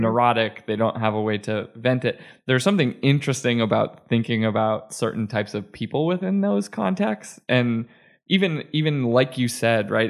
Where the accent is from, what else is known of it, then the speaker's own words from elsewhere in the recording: Manchester, New Hampshire, United States; my hometown of Manchester, New Hampshire